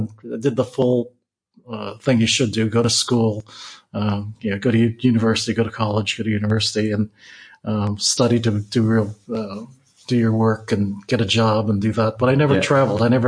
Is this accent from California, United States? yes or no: yes; San Francisco, California, United States; moved away as an adult; now in Western Australia, Australia; I grew up actually in the Mission District of San Francisco